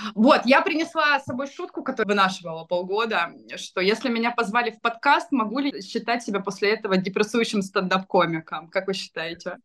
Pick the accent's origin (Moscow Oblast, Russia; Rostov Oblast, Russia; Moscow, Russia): Rostov Oblast, Russia; Rostov-on-Don; я из Ростова